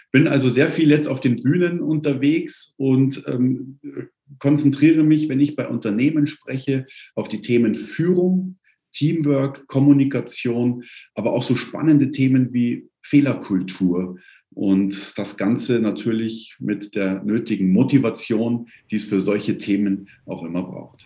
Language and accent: German; Kirchheim bei München, Bavaria, Germany; Ich komme aus Kirchheim bei München